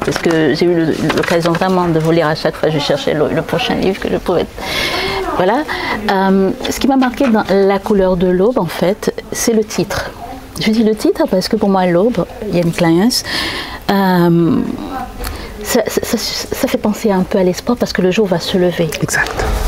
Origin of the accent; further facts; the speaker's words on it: Haiti; en tant qu'haïtien